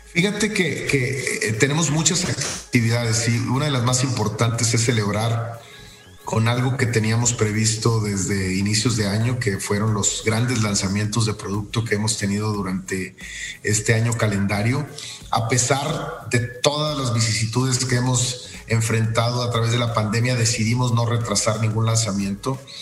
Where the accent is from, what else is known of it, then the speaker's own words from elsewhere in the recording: Mexico; el equipo que conforma General Motors, que prácticamente somos puros mexicanos